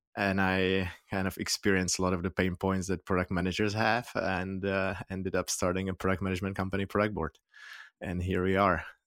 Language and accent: English; Prague, Czechia; moved away as an adult; now in San Francisco Bay Area, United States; I'm from Prague, the Czech Republic, born and raised there, but I've lived here in in San Francisco Bay Area for the past 13 years.